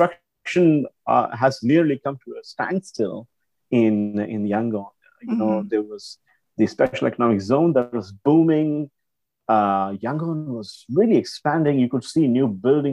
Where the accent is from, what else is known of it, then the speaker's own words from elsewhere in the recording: India; now in Singapore; I grew up in India before I eventually moved to Singapore and settled here.